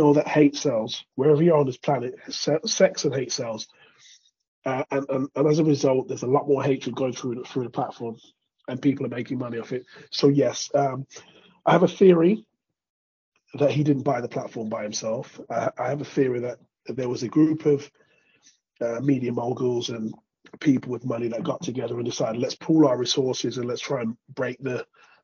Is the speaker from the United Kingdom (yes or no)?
yes; United Kingdom; moved away as an adult; also born or lived in Spain / Greece / Norway / Sweden; now in London, United Kingdom; I was born to Jamaican immigrants here in Britain. I left where I grew up, moved to London. I'm not actually from London